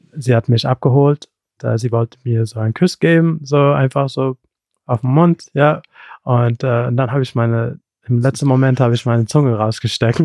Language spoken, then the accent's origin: German; Rüsselsheim, Hesse, Germany; ich bin in Deutschland geboren, in Hessen, Rüsselsheim